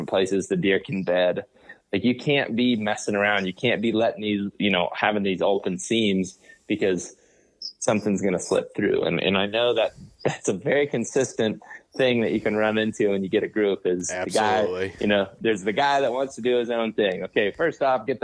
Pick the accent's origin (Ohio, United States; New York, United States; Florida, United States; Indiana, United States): Ohio, United States; Western; I grew up in Western Ohio